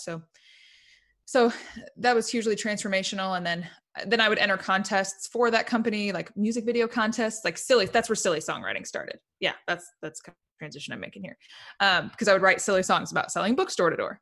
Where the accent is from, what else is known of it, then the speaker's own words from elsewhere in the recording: Indiana, United States; moved away as an adult; now in Nashville, United States; I'm from Indiana, initially a Hoosier